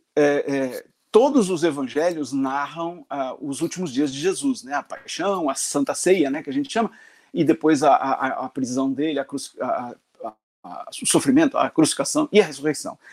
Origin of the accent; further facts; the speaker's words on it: Londrina, Paraná, Brazil; also born or lived in Florianópolis; Eu sou nascido, é, nasci em Florianópolis, mas cresci no norte do Paraná, na cidade de Londrina